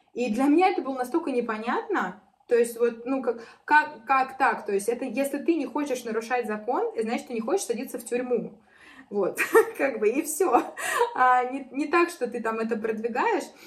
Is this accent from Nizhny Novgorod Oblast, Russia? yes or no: yes; Arzamas, Nizhny Novgorod Oblast, Russia; moved away as an adult; now in Moscow, Russia; я уехала там из Нижнего Новгорода, из Арзамаса, из своего родного города, да, то есть я переехала в Москву